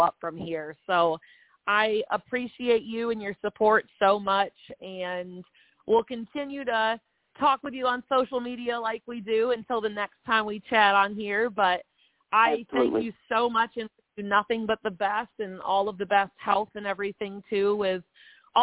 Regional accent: Michigan, United States; moved away as an adult; now in Nashville, United States; I was born and raised in Michigan

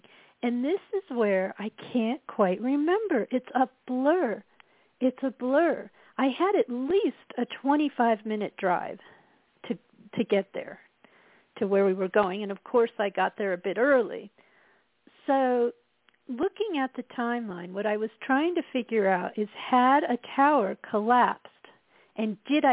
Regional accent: Colorado, United States; moved away; also born or lived in Midwest; I was from Colorado

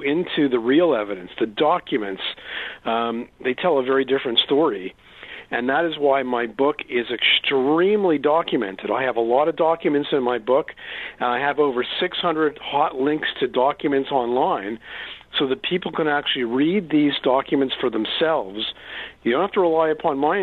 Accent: Montreal, Quebec, Canada; I grew up in Montreal, Canada

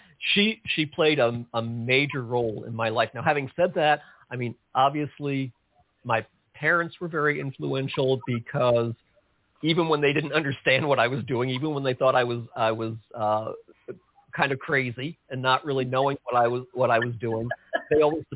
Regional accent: outside of New York City, United States; I grew up outside of New York City, and I listened to all those great New York DJs growing up.

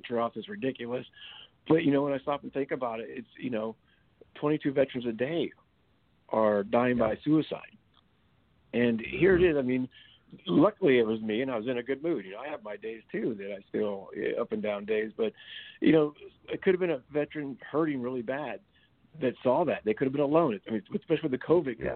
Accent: California, United States; moved away; I'm originally born and raised in California. I'm in the Bay Area there, so it's not far from my hometown. So I'm excited to be back in Cali to see family

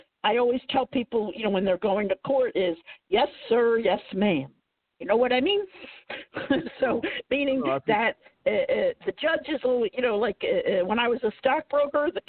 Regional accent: Philadelphia, Pennsylvania, United States; I came back to Philadelphia because that was my hometown.

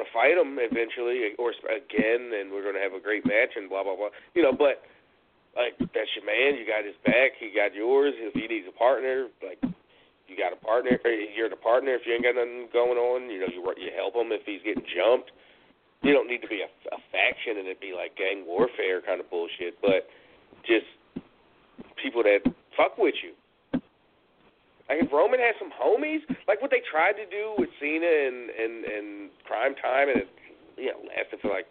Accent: Philadelphia, Pennsylvania, United States; I'm from Philly

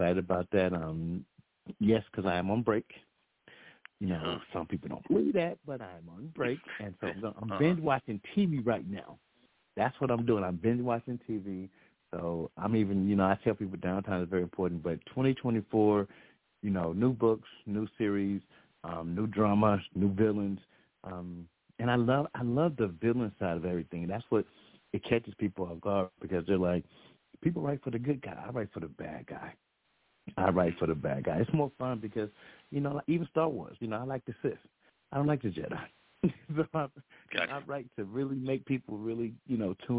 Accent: the South, United States; I'm from the South

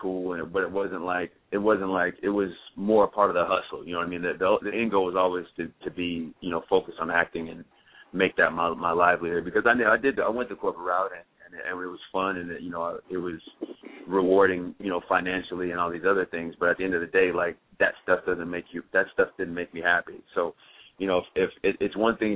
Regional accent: Champaign, Illinois, United States; moved away as an adult; also born or lived in Chicago, Illinois; I'm from Champaign, man. I was born and raised there. Then I lived up in Chicago there for a while

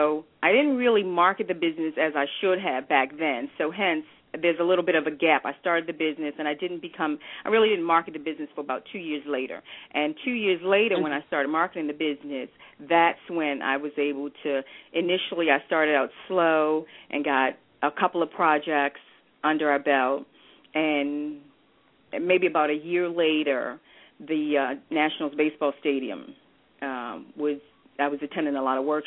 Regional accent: Baltimore, Maryland, United States; also born or lived in Bermuda; I grew up in the Baltimore area, and I went to all the Baltimore City public schools

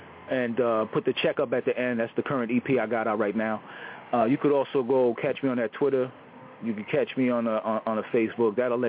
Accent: Nyack, New York, United States; I'm from Rockland County, Nyack, New York, across that Tappan Zee Bridge, across that Hudson.

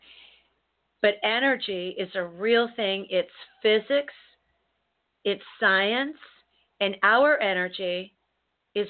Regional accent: United States; as an American

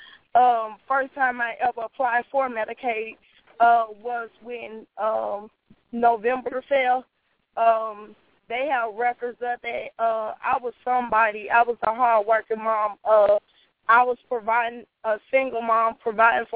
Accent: Greenville, Mississippi, United States; now in Memphis, United States; I'm originally from Greenville, Mississippi.

